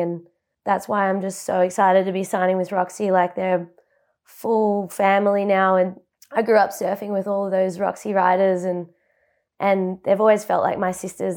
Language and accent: English; Buderim, Queensland, Australia; moved away as an adult; now in Gold Coast, Australia; I was born and raised in Budrum on the Sunshine Coast, and it's ten minutes inland of Mauritiadore, which is central Sunshine Coast.